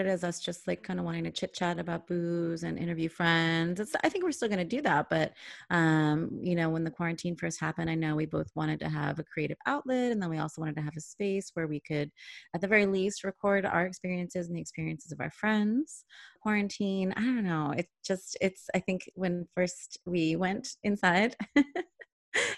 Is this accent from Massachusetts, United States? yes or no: yes; Boston, Massachusetts, United States; moved away as an adult; now in Woonsocket, United States; I just moved here, but I consider myself a Boston gal